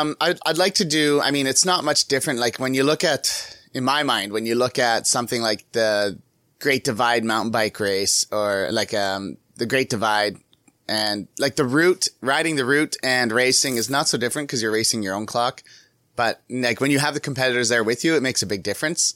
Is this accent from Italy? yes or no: no; Canada; I'm from Canada